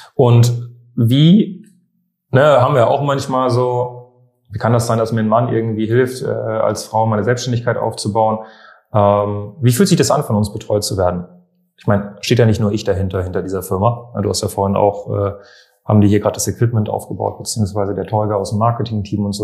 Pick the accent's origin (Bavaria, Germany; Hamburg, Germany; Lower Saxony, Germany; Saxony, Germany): Bavaria, Germany; Munich; moved away as an adult; now in Berlin, Germany; Meine ganze Kindheit bin ich in, in München gewesen. Also ich komme ja eigentlich aus München